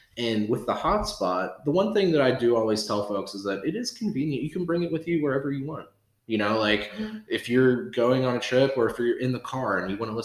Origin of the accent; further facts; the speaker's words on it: Pittsburgh region, Pennsylvania, United States; after I graduated from college, moved back to the Pittsburgh region